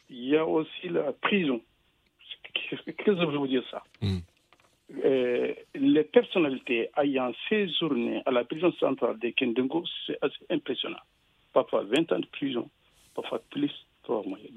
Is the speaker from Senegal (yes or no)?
yes; Senegal; moved away as an adult; also born or lived in Cameroon; Lorsque j'étais jeune, euh, un peu plus de 20 ans, j'ai quitté sur moi Sénégal